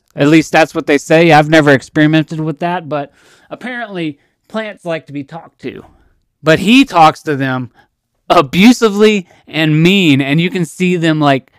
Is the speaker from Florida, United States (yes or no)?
no; Texas, United States; now in Tennessee, United States; Now, we lived in Tennessee. And my father, as well as myself, we're from Texas. But my parents got divorced and we moved to Tennessee.